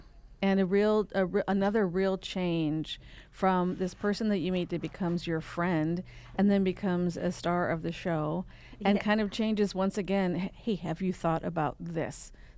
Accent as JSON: {"language": "English", "region": "South Dakota", "country": "United States", "said": "Probably because I'm from South Dakota as well."}